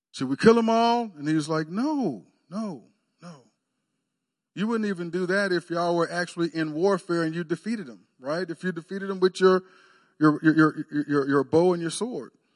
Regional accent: Texas, United States; moved away as an adult; now in Oklahoma, United States; I grew up in Texas

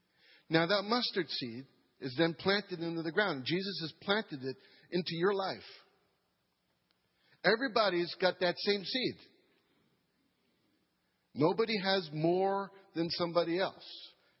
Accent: New York, United States; moved away as an adult; now in Madisonville, United States; I'm from New York

